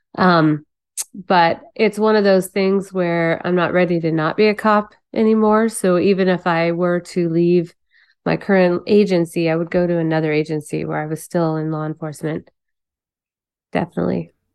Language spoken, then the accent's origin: English; Phoenix, Arizona, United States; we grew up in Phoenix, so we had a great time here. That's why I stayed